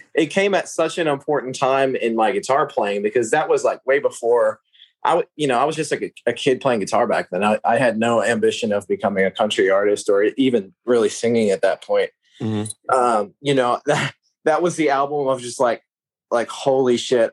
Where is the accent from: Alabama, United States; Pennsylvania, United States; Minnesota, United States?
Pennsylvania, United States; outside of Pittsburgh, Western; I grew up in the middle of nowhere, Western Pennsylvania, just like a little Amish town, pretty much. You know, like just farmland outside of Pittsburgh